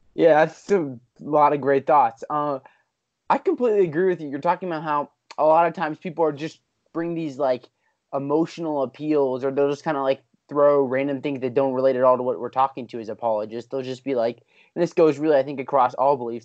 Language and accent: English; Pennsylvania, United States; I'm a P A guy.